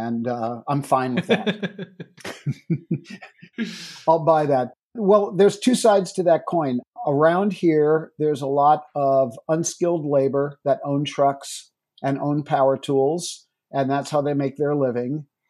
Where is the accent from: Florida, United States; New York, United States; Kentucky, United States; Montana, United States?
New York, United States; moved away; I'm a New Yorker originally